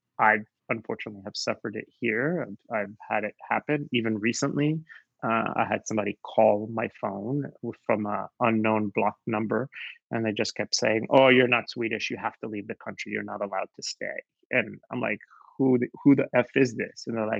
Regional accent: Israel; also born or lived in United States; now in Sweden; my family's from Morocco, but we grew up in Israel

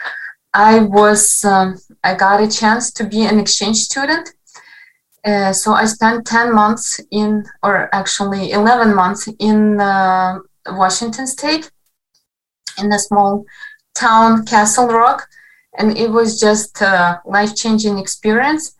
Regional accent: Western Ukraine, Ukraine; English is a second language; also born or lived in Kharkiv; I come from Western Ukraine

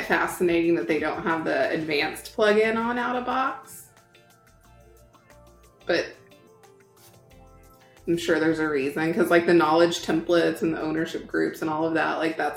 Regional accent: Oklahoma, United States; growing up in Oklahoma, if you had your Indian card, you could go to college for free

